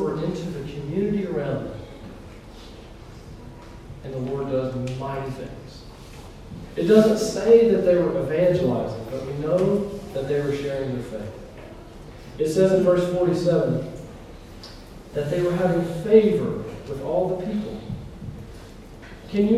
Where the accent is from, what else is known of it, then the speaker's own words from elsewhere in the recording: Elizabethton, Northeast Tennessee, United States; I'm from Northeast Tennessee, a little place called Elizabeth.